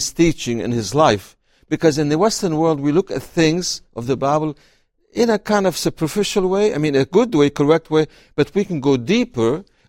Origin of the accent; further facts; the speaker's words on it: Syria; Well, I was raised in a small town on the shores of the Mediterranean. So our farm was next to the waves.